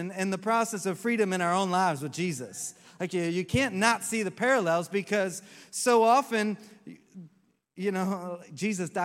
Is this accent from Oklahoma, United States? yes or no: yes; Oklahoma, United States; now in Orlando, United States; I grew up in Oklahoma